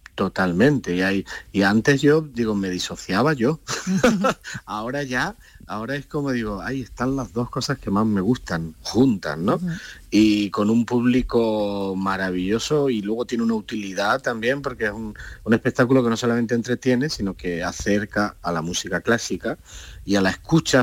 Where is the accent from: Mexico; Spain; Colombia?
Spain; Linares, Andalusia; now in Granada, Spain; yo vivo en Granada normalmente, resido en Granada, aunque soy de Linares